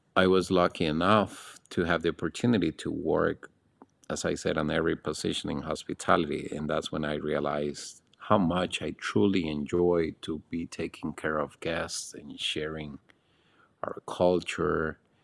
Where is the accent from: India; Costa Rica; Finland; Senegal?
Costa Rica; Alajuela; moved away as an adult; also born or lived in Nicaragua; now in Panama; in my hometown, which is in the mountains on the road to Puas Volcano, I grew up in a family